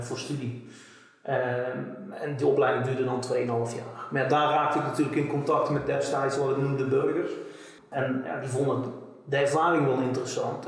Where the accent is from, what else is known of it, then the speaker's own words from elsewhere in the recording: Bavel, North Brabant, Netherlands; ik kom hier uit, uit Bavel